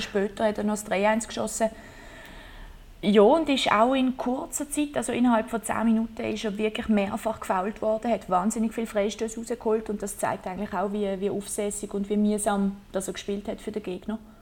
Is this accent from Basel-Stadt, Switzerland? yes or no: yes; Basel, Basel-Stadt, Switzerland; ich bin von Basel